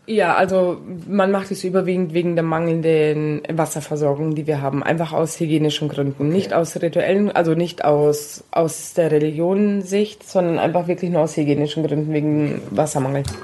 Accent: Palestine; bei uns in Palästina

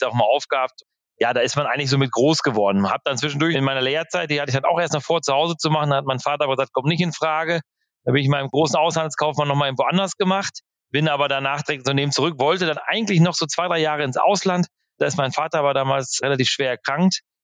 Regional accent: Velen, North Rhine-Westphalia, Germany; bei uns in Nordfehlen, das ist so 35 Kilometer von Marienthal weg

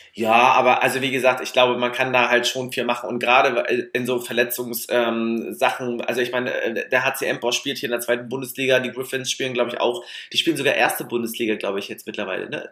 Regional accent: Mecklenburg-Vorpommern, Germany; wir sind halt auch Mecklenburger Trantüten

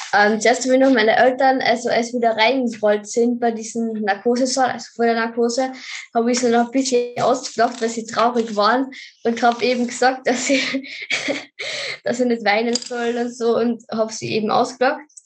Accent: Carinthia, Austria; ich komme aus Österreich, also aus Kärnten

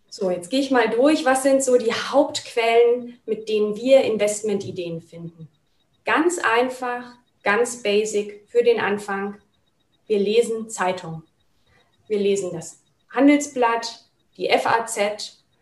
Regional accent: Berlin, Germany; Und als ich wieder in meine Heimatstadt nach Berlin zurückgekehrt bin

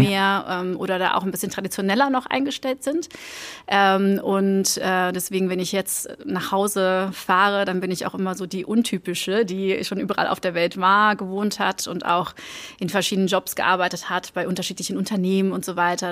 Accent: Antwerp, Flanders, Belgium; German is a second language; moved away as an adult; also born or lived in Germany; ich komme aus Antwerpen ähm, in Belgien, ähm, also eine Stadt im Norden von, von Belgien ähm, und bin da aufgewachsen

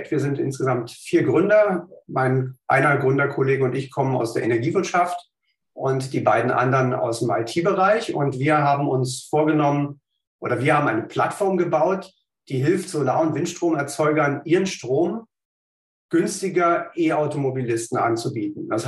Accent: Berlin, Germany; ich bin ähm, gebürtiger Berliner, habe hier in Berlin Naturwissenschaften studiert

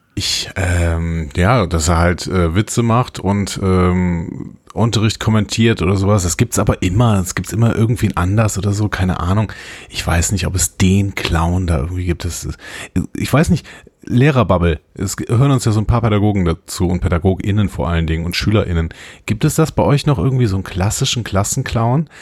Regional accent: Übach-Palenberg, North Rhine-Westphalia, Germany; moved away as an adult; also born or lived in Cologne / Neunkirchen-Seelscheid / Nümbrecht; now in Waldbröl, Germany; Ich komme aus Übach-Palenberg

